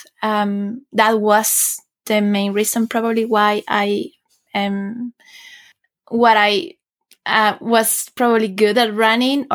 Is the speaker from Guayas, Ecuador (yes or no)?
no; Quito, Pichincha, Ecuador; moved away as an adult; also born or lived in United Kingdom / China / France / Switzerland; now in Sweden; Ecuador, my home country